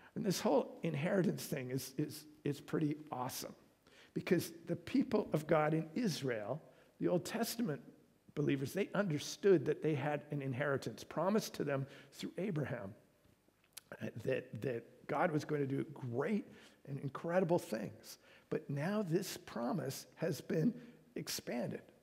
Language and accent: English; Canada